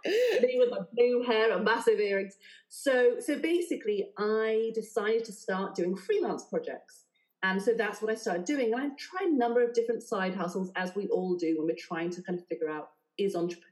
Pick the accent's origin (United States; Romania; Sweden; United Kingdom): United Kingdom; South West England; now in London, United Kingdom; So, yeah, but I'm not from here. I'm actually from right down the southwest.